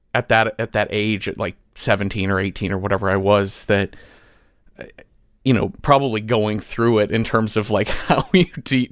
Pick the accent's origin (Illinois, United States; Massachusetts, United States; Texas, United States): Texas, United States; Mesquite; We grew up in Mesquite, Texas, a suburb of Dallas.